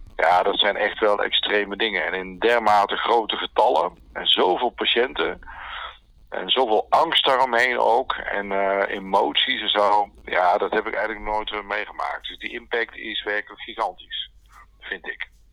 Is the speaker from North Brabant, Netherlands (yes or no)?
yes; North Brabant, Netherlands; also born or lived in Oosterhout; Ik kom uit Brabant. Ik woon in Oosterhout bij Breda